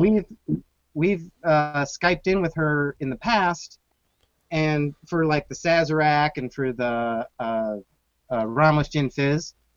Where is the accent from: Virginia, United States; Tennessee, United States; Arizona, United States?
Arizona, United States; Phoenix; now in Chicago, United States; I grew up in Phoenix